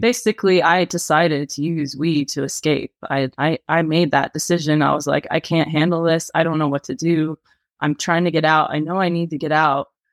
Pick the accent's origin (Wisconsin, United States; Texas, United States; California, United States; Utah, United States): California, United States; I was in my hometown in California